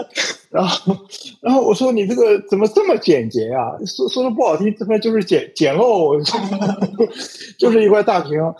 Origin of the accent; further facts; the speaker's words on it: China; 说明我们中国人自信了嘛，是吧？